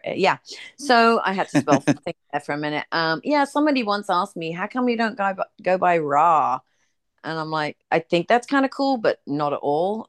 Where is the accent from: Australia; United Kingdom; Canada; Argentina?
United Kingdom; England; now in United States; I'm from England